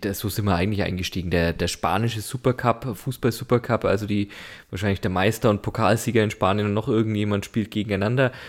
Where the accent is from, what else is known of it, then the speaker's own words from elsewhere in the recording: Germany; bei uns in Deutschland